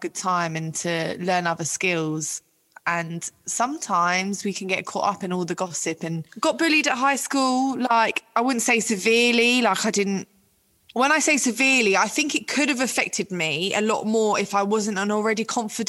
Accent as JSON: {"language": "English", "region": "London", "country": "United Kingdom", "tie": "born or raised there", "said": "I'm from Ealing in West London"}